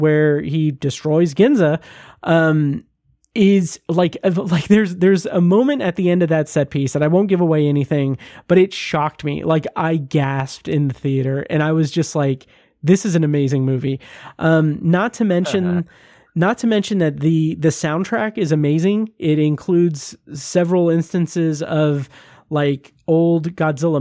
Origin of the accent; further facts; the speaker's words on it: United States; I'm American